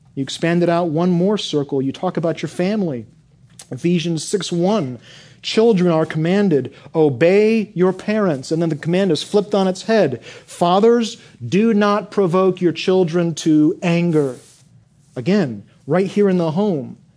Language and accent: English; Michigan, United States; I grew up in Michigan